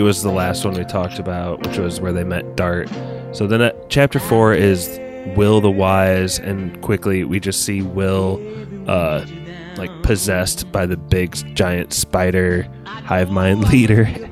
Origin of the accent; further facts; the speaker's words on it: Indiana, United States; we're from the Hoosier State.